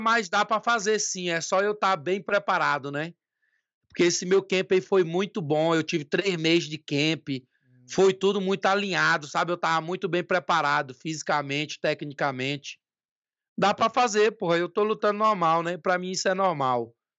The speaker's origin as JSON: {"language": "Portuguese", "town": "Tucumã", "region": "Pará", "country": "Brazil", "tie": "born or raised there", "also_born_or_lived": "Marabá, Pará", "said": "Eu sou de Tucumã, né? Eu, eu nasci no Marabá, mas eu fui muito novo para Tucumã, é a cidade que eu amo demais"}